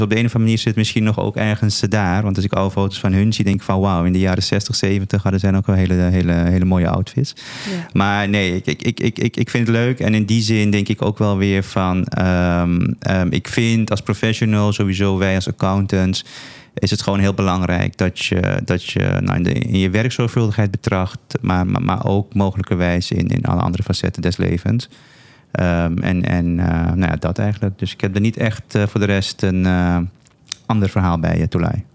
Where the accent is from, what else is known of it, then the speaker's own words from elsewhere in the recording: Paramaribo, Paramaribo District, Suriname; now in Netherlands; Ik ben, ik ben geboren in Suriname, in de hoofdstad van, van, van, van Suriname. Eh, ik heb daar met veel plezier mijn, eh, mijn jeugd doorgebracht.